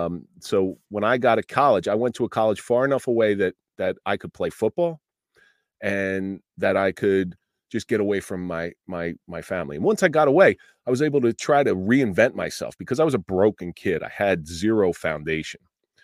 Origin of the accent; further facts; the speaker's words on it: Atlantic City, New Jersey, United States; I grew up in the Atlantic City area, and I grew up in a household that wasn't very supportive